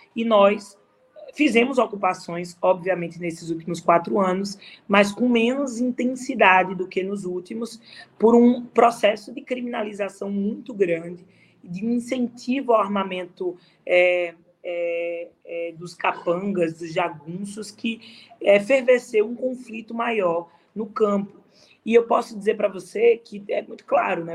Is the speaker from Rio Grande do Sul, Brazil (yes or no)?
no; Caruaru, Pernambuco, Brazil; also born or lived in Recife; acabei começando a fazer teatro em Caruaru, na minha cidade